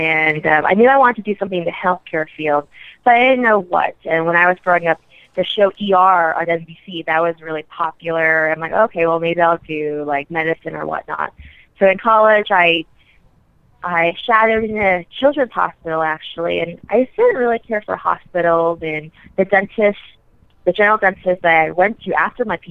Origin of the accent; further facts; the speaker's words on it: Atlanta, Georgia, United States; moved away as an adult; also born or lived in New York City; now in Houston, United States; I'm originally from Atlanta, so I moved back home